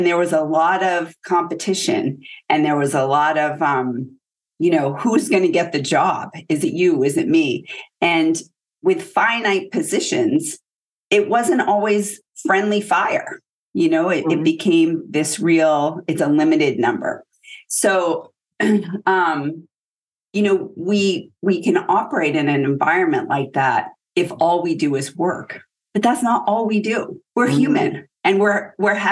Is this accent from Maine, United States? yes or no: yes; Maine, United States; moved away as an adult; So I'm a girl from Maine. I grew up in pretty humble beginnings, small town, one traffic light.